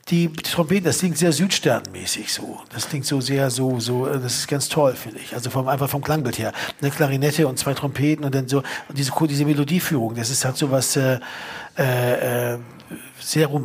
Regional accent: Berlin, Germany; kennen wir als Berliner auch

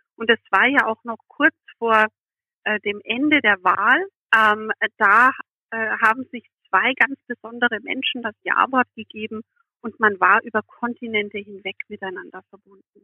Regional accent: Germany; moved away; nach meinem Herkunftsland und ich erzählte von Deutschland.

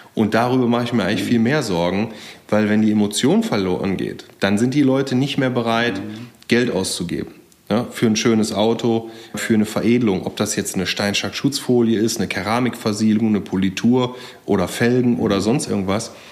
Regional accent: Geldern, North Rhine-Westphalia, Germany; also born or lived in Jülich; now in Berlin, Germany; ich bin auch auf dem Land groß geworden, ja, erst in, in Geldern am wunderschönen Niederrhein

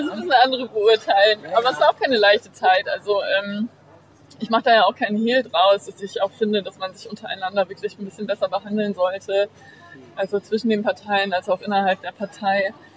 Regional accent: Bremen, Germany; moved away as an adult; also born or lived in Achim / Uppsala / New York / London; in Bremen aufgewachsen und habe hier ähm, mein Abi gemacht

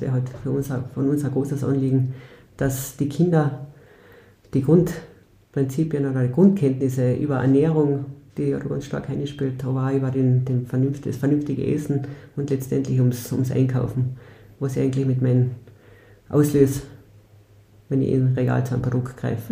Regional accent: Mölltal, Upper Carinthia, Austria; moved away as an adult; ich bin eine gebürtige, gebürtige Oberkärntnerin. Also ich komme aus Benkin Mölltal.

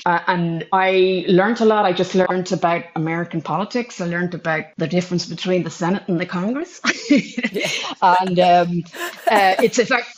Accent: Ireland; as an Irish person

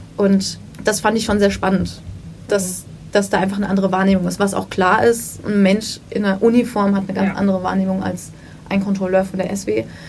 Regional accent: Wiesbaden, Hesse, Germany; ich bin in Wiesbaden aufgewachsen

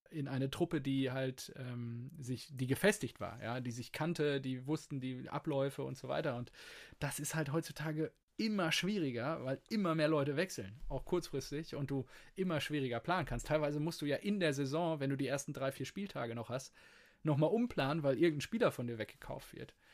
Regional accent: Dortmund, North Rhine-Westphalia, Germany; unterm Strich freue ich mich natürlich als, als Dortmunder

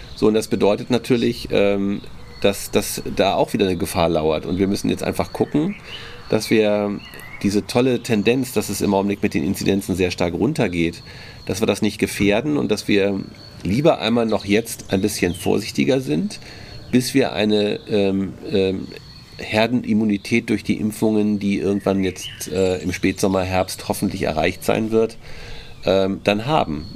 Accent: Germany; als Deutsche

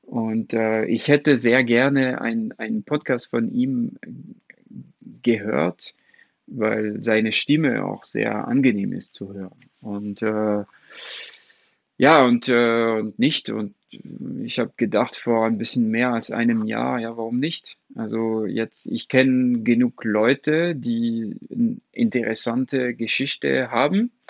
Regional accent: France; German is a second language; Also remember, ich bin Franzose und Comics sind sehr groß in Frankreich.

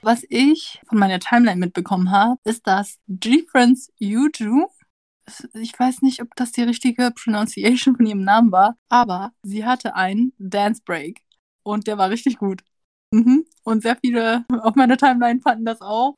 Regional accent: Vietnam; als Vietnamese

